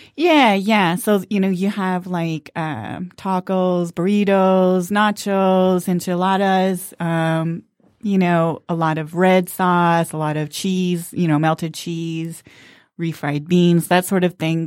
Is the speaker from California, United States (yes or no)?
yes; Los Angeles, California, United States; now in Detroit, United States; I grew up on the West Coast, mostly in Los Angeles